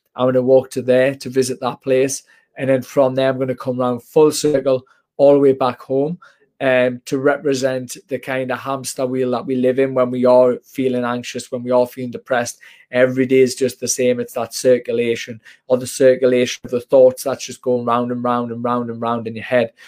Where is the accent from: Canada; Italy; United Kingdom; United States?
United Kingdom; Washington, North East England; I'm from Washington in Northeast